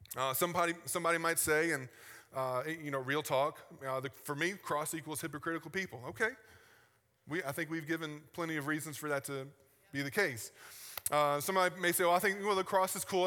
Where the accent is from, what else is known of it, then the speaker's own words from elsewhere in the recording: the South, United States; I'm from the South